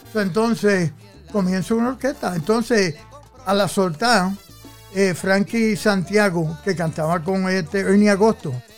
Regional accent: New York, United States; nosotros vivíamos en el Bronx. Pues yo nací en el Old Lincoln Hospital en el Bronx

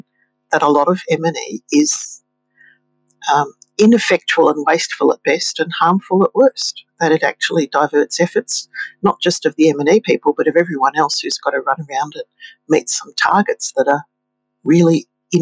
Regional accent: Victoria, Australia; Victoria, in my home state

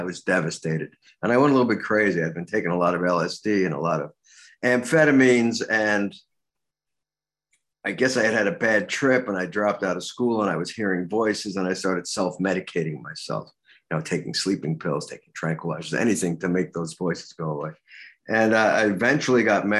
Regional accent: New York City, New York, United States; I grew up in Brooklyn

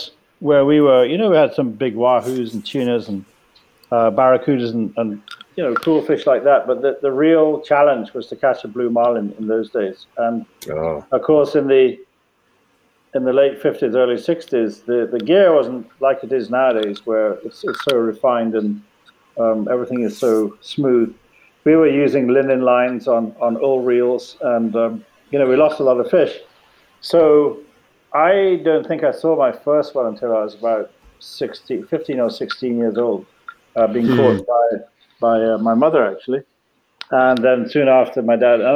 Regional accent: Jamaica; growing up in Jamaica. My family's been there

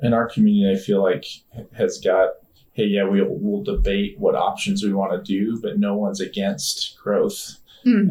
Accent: Nebraska, United States; born or raised there; also born or lived in DeKalb, Illinois

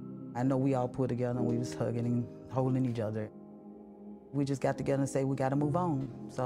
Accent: the South, United States; we come from about biblical days where we grew up in the South

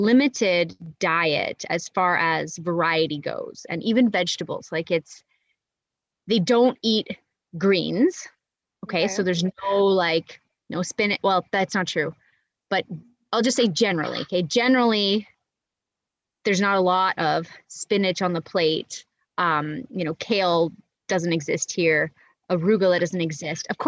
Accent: Canada; moved away as an adult; also born or lived in Monterrey, Nuevo León, Mexico; now in Nicaragua; I'm Canadian and I'll always will be Canadian

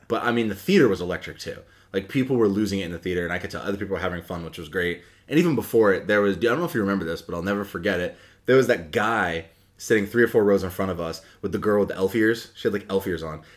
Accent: Hampden, Maine, United States; I grew up in the town next to Bangor. I grew up in Hamden

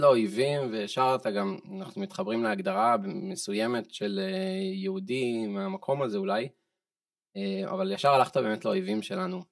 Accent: Israel; אני ישראלי בן 30

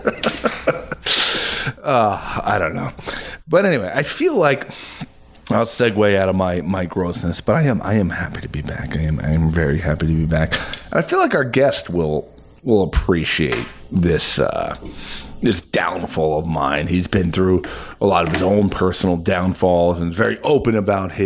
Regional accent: Woodbridge, New Jersey, United States; now in Denville, United States; I grew up in Woodbridge

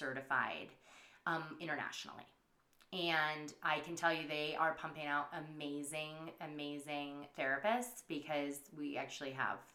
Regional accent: United States; accent: country; now in San Diego, United States

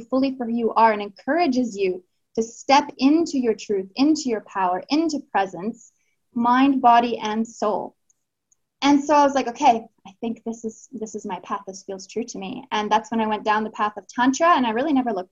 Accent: Canada; moved away as an adult; also born or lived in Australia; now in Chile; I'm in Chile right now. I'm from Canada. I've lived in Australia.

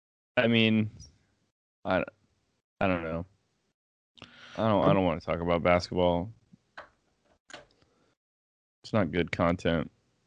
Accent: United States; I was born in America

